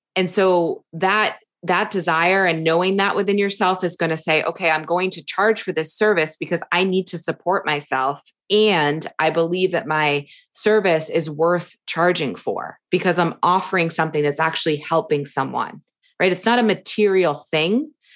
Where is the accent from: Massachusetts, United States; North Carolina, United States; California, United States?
Massachusetts, United States; suburbs of Boston; moved away as an adult; also born or lived in Florida; now in Kauai, United States; I grew up on the East Coast, um, in a, a suburbs of Boston, about forty-five minutes from the city